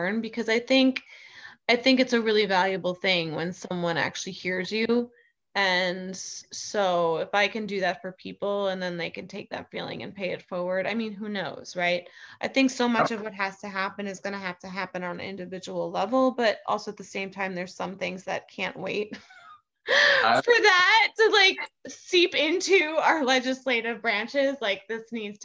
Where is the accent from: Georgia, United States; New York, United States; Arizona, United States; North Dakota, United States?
New York, United States; New York City; as a New Yorker